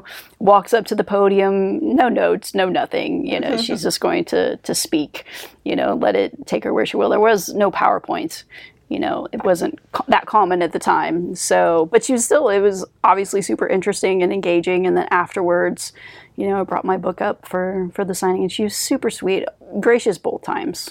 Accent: Illinois, United States; I grew up in Illinois

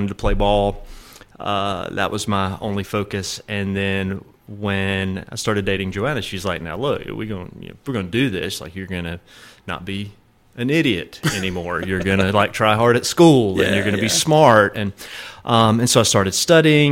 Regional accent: Hiawassee, Georgia, United States; moved away as an adult; now in Dominican Republic; I'm originally from Hiawassee, Georgia

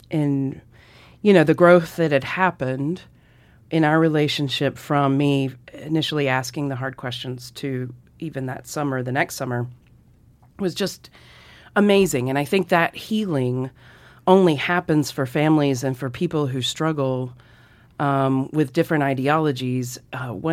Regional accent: Mississippi, United States; now in Montana, United States; Yeah, I grew up in Mississippi

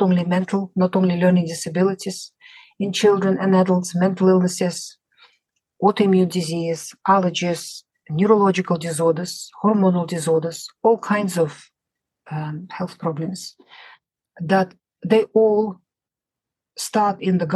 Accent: Russia; moved away as an adult; now in United Kingdom; I grew up in the Soviet Union.

